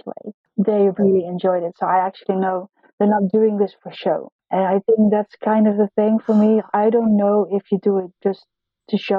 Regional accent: Netherlands; English is a second language; In the Netherlands, we learn English from a very young age.

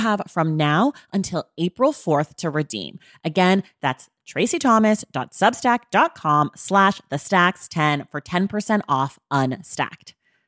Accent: California, United States; now in Los Angeles, United States; I'm not from here. I'm from Northern California, but we've been here 8 years and I like it.

